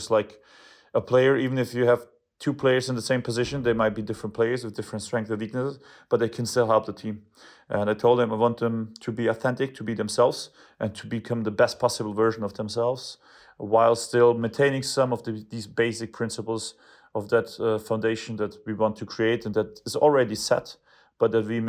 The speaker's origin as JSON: {"language": "English", "region": "Bavaria", "country": "Germany", "tie": "born or raised there", "second_language": "English", "said": "For me personally, it's the biggest in the world because I was born and raised near Munich, and I'm a big, big fan myself of Bayern."}